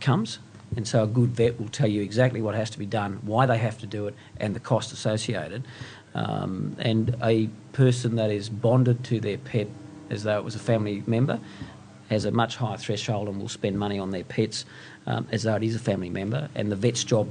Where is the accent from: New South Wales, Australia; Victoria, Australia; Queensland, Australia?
Queensland, Australia; Western; moved away as an adult; also born or lived in Brisbane; now in Sydney, Australia; I grew up in Western Queensland